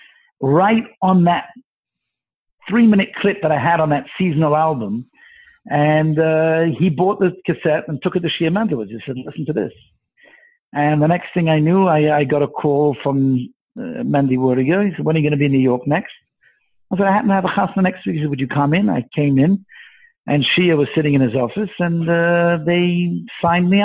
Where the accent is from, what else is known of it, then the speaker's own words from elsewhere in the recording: London, United Kingdom; accent: Mancunian; moved away as an adult; also born or lived in Manchester / Montreal; now in Toronto, Canada; I'm actually British. I was born in England. I was born in Manchester, grew up in London, and I only came to Canada after I got married